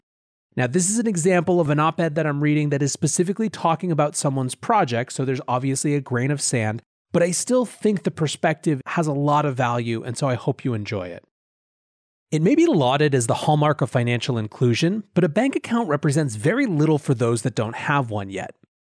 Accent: Philippines; English is a second language; I am from the Philippines, born and raised, and over here just 23% of adults have a bank account.

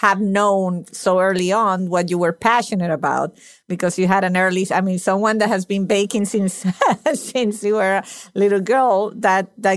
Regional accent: Venezuela; English is a second language; moved away; my parents were Italian. I was born in Venezuela. So I got two languages without working for them at all.

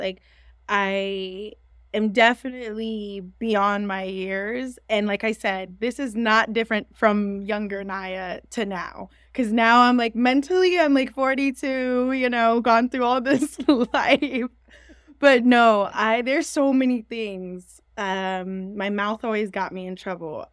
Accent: San Francisco, California, United States; moved away as an adult; now in Los Angeles, United States; I am from San Francisco, California

